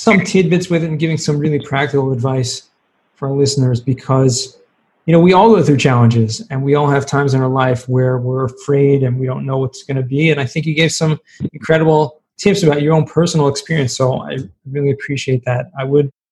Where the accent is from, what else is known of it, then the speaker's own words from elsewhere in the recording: Southern California, United States; I'm from Southern California and I took 3 years of Spanish in high school